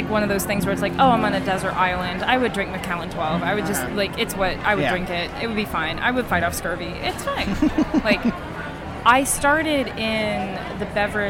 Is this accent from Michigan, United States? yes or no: no; Maryland, United States; now in Atlanta, United States; now I'm not from this area. I'm from Maryland.